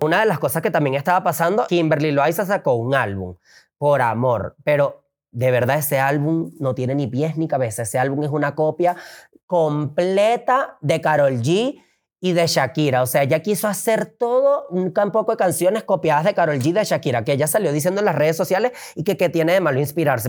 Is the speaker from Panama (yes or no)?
no; Venezuela; now in Mexico; yo tuve que salir de Venezuela